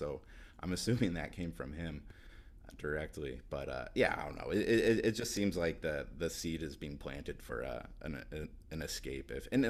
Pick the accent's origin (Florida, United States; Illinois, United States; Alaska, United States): Alaska, United States; moved away as an adult; now in Portland, United States; I'd never lived in an NBA city before moving to Portland, and like growing up in Alaska